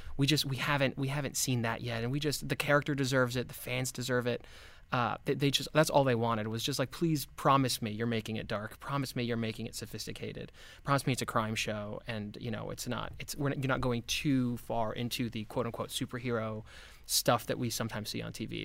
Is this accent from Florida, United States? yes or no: yes; Miami, Florida, United States; I grew up in Miami